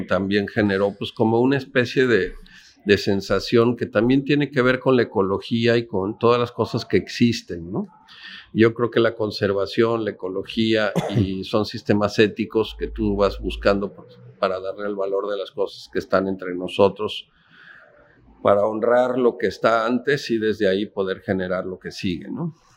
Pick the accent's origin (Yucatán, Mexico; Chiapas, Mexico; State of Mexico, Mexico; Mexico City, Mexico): Mexico City, Mexico; moved away as an adult; also born or lived in Oaxaca; now in Ensenada, Mexico; yo nací en San Ángel, en el sur de la ciudad, cerca de Coyoacán